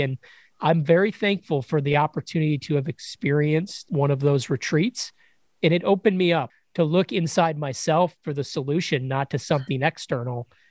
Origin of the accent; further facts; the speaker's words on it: Chicago, Illinois, United States; moved away as an adult; I grew up in Chicago, Illinois.